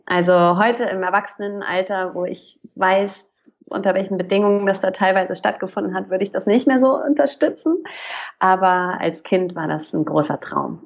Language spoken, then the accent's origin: German; Hamburg, Germany; also born or lived in Pforzheim; ich bin eigentlich aus Hamburg, da bin ich groß geworden